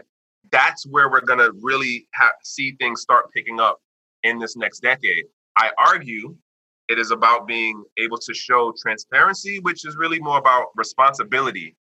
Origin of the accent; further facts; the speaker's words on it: United States; me being the American person, me being the Westerner